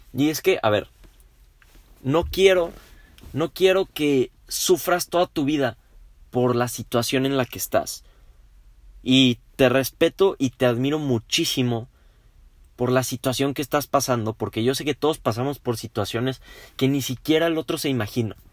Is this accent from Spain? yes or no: no; Mexico; somos muchos los mexicanos